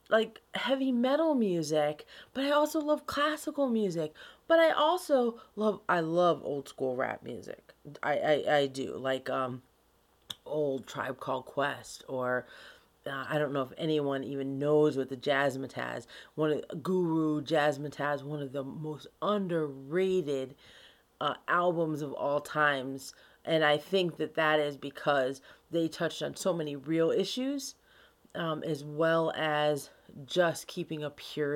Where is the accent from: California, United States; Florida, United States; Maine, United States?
Florida, United States; Key West; moved away; also born or lived in Rochester, New York; So I grew up in Key West, Florida